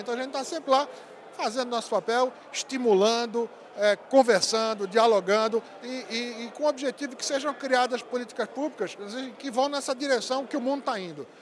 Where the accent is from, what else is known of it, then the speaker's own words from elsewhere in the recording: Pernambuco, Brazil; moved away as an adult; also born or lived in Mato Grosso do Sul; sou pernambucano, você já adivinhou, né? Pelo nome e pelo sotaque